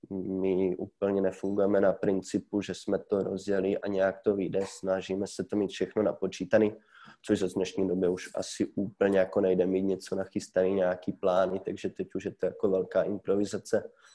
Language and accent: Czech; Ruda nad Moravou, Olomouc Region, Czechia; also born or lived in Prague; do naší domoviny, do Rudy, odkud pocházím